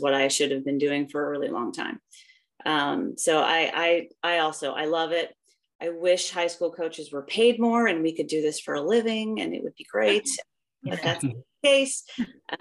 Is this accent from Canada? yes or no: yes; just north of Toronto, Ontario, Canada; moved away as an adult; also born or lived in Iowa; now in United States; I grew up in Canada, just north of Toronto, and started running when I was 10.